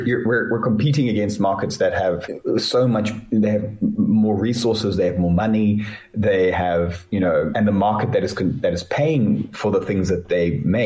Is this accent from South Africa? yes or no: yes; South Africa